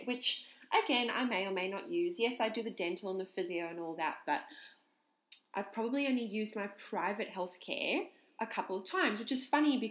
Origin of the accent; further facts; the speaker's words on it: South Africa; I'm from South Africa